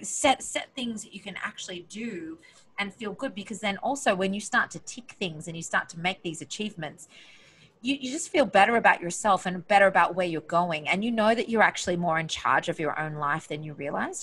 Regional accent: Australia; moved away; I'm this girl from Australia

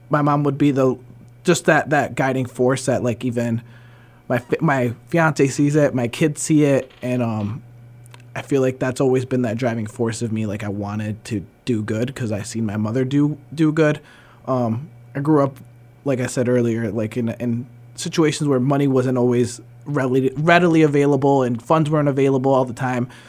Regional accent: the Berkshires, Massachusetts, United States; also born or lived in New Jersey; we moved to the Berkshires. Um, been here since I was four years old

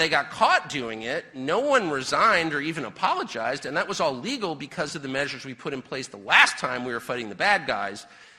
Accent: United States; born or raised there

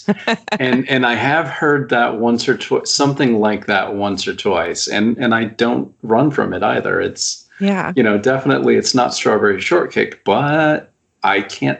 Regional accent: United States; I'm an American writer

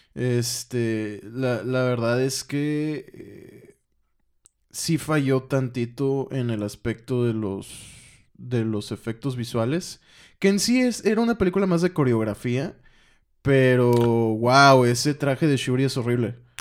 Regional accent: Mexico; siendo mexicano, escuchando esa, o más bien hablando español

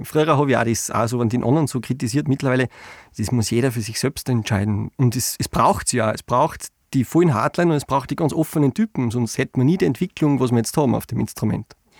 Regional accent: Styria, Austria; bei uns in der Steiermark

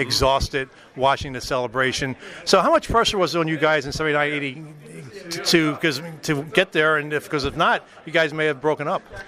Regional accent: Philadelphia, Pennsylvania, United States; i grew up in Philadelphia, so I'm a Flyers fan

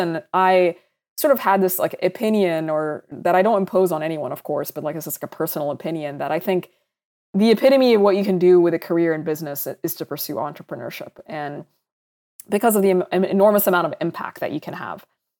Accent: Saudi Arabia; also born or lived in Sudan; So I'm originally from Sudan. That's where my parents are from. It's where I identify being from. And I also grew up in Saudi Arabia.

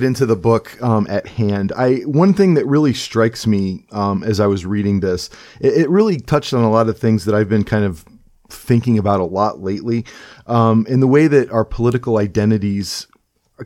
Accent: Cleveland, Ohio, United States; also born or lived in New York City; I'm from Cleveland, Ohio

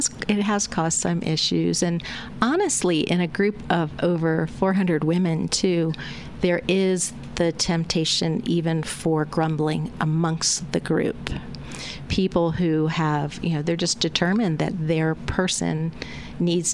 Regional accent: United States; I grew up outside of Washington, D.C., and I would say it was a middle-class neighborhood

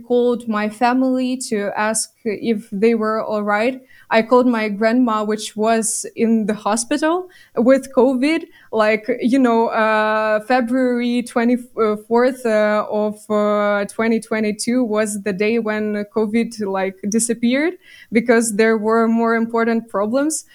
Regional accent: Bucha district, Kyiv Oblast, Ukraine; my hometown is in the Kiev region and it suffered a lot. Is it is actually in the Bucha district

